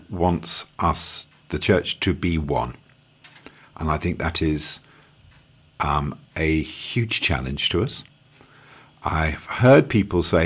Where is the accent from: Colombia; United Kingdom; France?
United Kingdom; London; moved away as an adult; also born or lived in Australia / South Pacific / Yorkshire; now in East Clare, Ireland; I was born in South London and lived in a South London suburb until I went away to university.